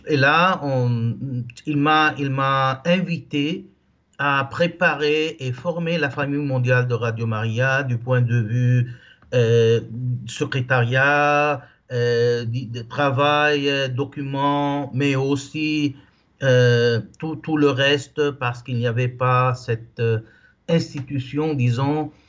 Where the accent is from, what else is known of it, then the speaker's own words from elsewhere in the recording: Lebanon; now in Italy; je suis libanais. je vis en Italie depuis 35 ans. je suis marié avec deux petites filles de 12 et 14 ans. Et là, j'ai vécu au Liban au début jusqu'à ma jeunesse.